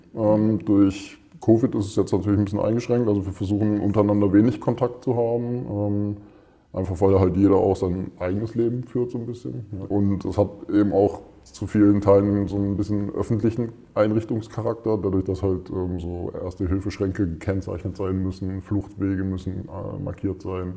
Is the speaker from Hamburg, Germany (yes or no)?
no; Freiburg, Baden-Württemberg, Germany; also born or lived in Mönchengladbach, North Rhine-Westphalia; Ich komme ursprünglich, also gebürtig aus Mönchengladbach, Nordrhein-Westfalen. Bin aber relativ früh nach Freiburg mit meinen Eltern gezogen, bin dort groß geworden